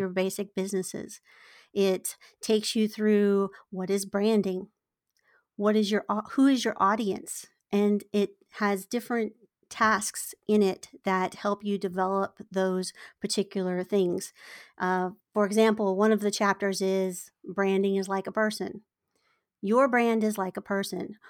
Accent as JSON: {"language": "English", "region": "Virginia", "country": "United States", "tie": "born or raised there", "moved": "as an adult", "lives_now": "San Diego, United States", "said": "I, I was born in Virginia"}